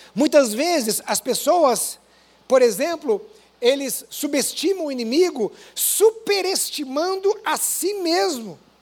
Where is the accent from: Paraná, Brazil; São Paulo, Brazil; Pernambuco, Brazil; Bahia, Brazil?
Paraná, Brazil; interior of; moved away; Eu vim do interior do Paraná, de uma igreja pequena